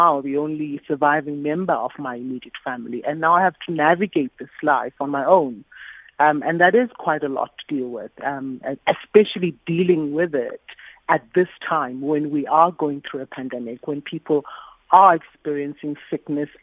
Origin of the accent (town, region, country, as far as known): South Africa